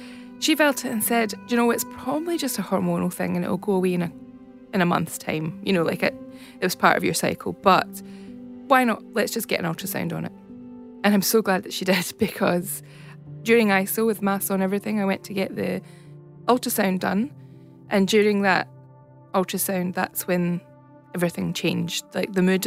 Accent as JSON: {"language": "English", "region": "Scotland", "country": "United Kingdom", "accent": "Scottish", "moved": "as an adult", "lives_now": "Australia", "said": "I'm obviously from Scotland, you'll tell by the accent. I moved to Australia in 2008"}